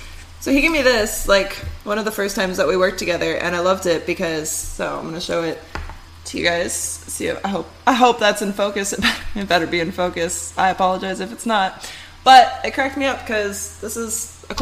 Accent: Michigan, United States; moved away; also born or lived in California / Washington; growing up in Michigan

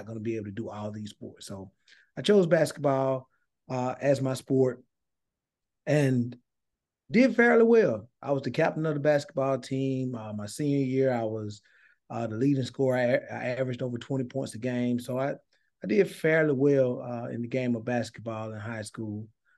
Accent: Thomasville, Georgia, United States; some familiar names that you may know that came from Thomasville, Georgia, but that's where I'm from. I grew up in Thomasville.

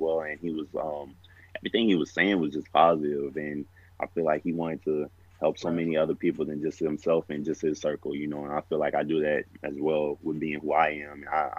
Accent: Texas, United States; going to Montana State, I'm from Texas, so I'm thinking, oh, I'm going up there with a bunch of Montana boys

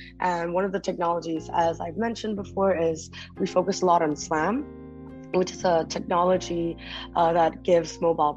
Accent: Kuala Lumpur, Malaysia; moved away as an adult; also born or lived in Taipei, Taiwan / United States; now in Vietnam; my parents moved to Malaysia, so that's where I grew up

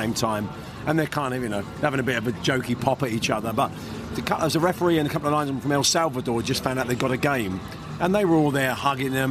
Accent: England, United Kingdom; we're English.

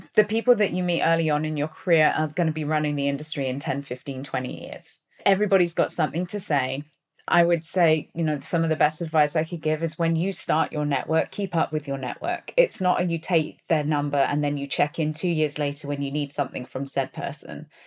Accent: Plymouth, South West England, United Kingdom; moved away; also born or lived in Taunton, Somerset / London; when I was four, we moved down to Plymouth in Devon. So I grew up in, in Plymouth, which is a seaside port

